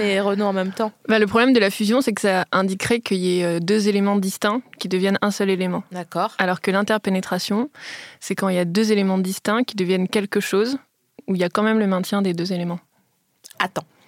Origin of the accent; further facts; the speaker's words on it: Metz, Grand Est, France; moved away; j'ai grandi à Metz